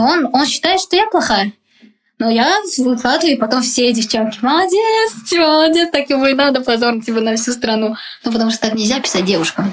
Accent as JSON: {"language": "Russian", "country": "Uzbekistan", "tie": "born or raised there", "also_born_or_lived": "Moscow, Russia", "moved": "as an adult", "lives_now": "Prague, Czech Republic", "said": "меня называют узбечкой за то, что я из Узбекистана, типа, как бы, да. Ну, окей, я считаю себя действительно отчасти, потому что я там выросла"}